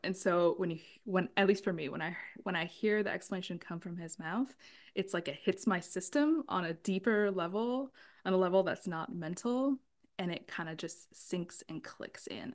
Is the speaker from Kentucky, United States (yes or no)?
no; San Diego, California, United States; I grew up in San Diego